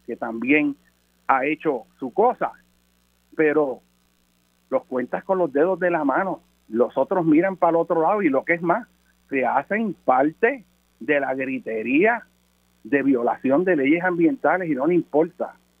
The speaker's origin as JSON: {"language": "Spanish", "country": "Puerto Rico", "said": "como puertorriqueño"}